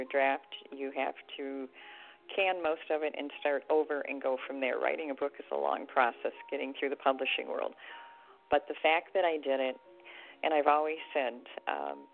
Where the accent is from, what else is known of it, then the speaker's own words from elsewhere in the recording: Detroit, Michigan, United States; I'm from the Detroit area